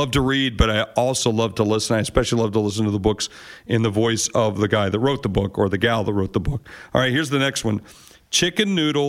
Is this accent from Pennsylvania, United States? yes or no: no; South Dakota, United States; I'm from South Dakota, and that's a big portion of my beliefs as well.